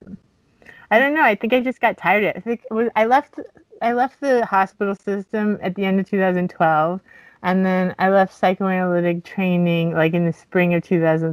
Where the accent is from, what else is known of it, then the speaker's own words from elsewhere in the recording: Miami, Florida, United States; I grew up in Miami, so there's a lot of Santeria